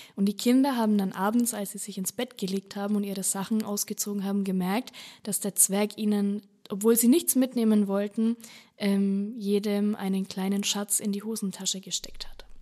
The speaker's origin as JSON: {"language": "German", "town": "Bad Staffelstein", "region": "Bavaria", "country": "Germany", "said": "bei mir aus der Region rund um äh, Staffelstein"}